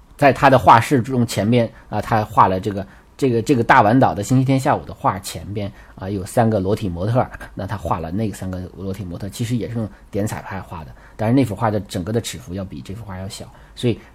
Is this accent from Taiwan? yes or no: no; China; 我们中国人叫猴山